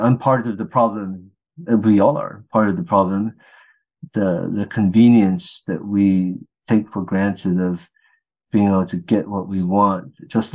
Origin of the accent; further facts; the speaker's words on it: Riverside, California, United States; now in Texas, United States; when I grew up was on this outskirts of Riverside